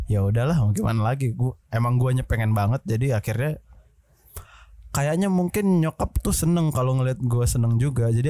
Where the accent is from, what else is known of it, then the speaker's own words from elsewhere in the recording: Medan, North Sumatra, Indonesia; gue kan dari Medan iya kuliah nggak kelar